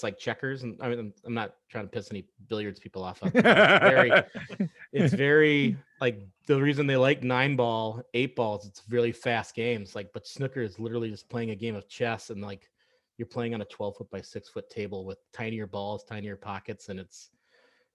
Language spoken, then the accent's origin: English; Minneapolis, Minnesota, United States; I'm from the Minneapolis area of Minnesota.